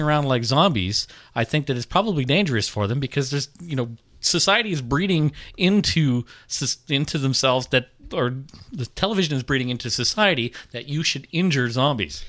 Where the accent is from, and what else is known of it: Canada